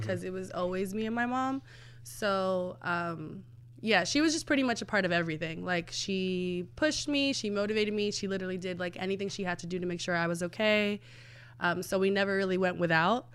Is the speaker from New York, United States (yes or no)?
yes; New York City, New York, United States; I'm from the Bronx, born and raised